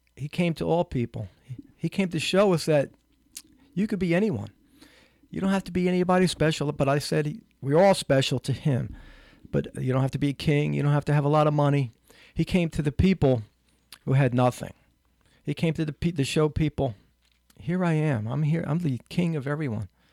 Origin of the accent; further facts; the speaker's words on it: Newark, United States; when I was a kid living in, growing up in Newark